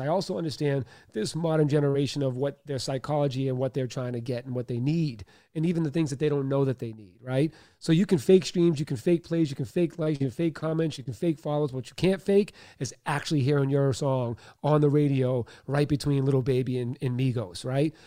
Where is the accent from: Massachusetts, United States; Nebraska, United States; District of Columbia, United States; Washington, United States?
Massachusetts, United States; Boston; I was born in Boston, Mass. Um, single mom, father was an alcoholic, uh, sexually abused for many years, uh, bullied, uh, grew up in Catholic school